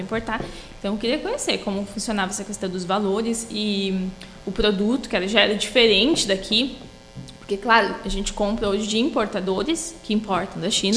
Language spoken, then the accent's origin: Portuguese; Torres, Rio Grande do Sul, Brazil; moved away; also born or lived in Sapiranga; sou natural de Torres